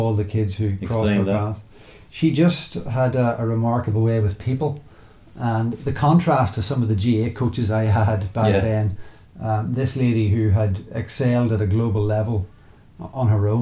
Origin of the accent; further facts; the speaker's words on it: Newry, Northern Ireland, United Kingdom; Originally from Newry in County Down